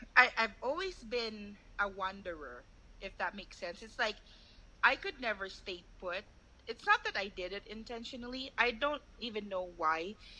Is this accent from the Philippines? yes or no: yes; Davao City, Davao Region, Philippines; moved away; also born or lived in Dumaguete City; We're both from Davao